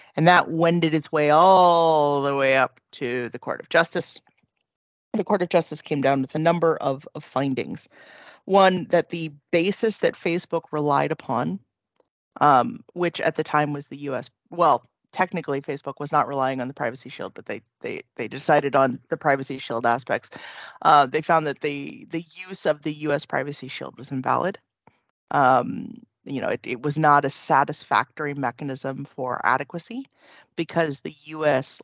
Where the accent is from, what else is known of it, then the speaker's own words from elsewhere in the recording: California, United States; moved away as an adult; now in Ireland; i was born and raised in california